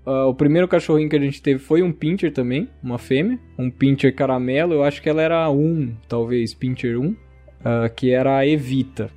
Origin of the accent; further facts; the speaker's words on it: Americana, São Paulo, Brazil; sou daqui do interior de São Paulo, de Americana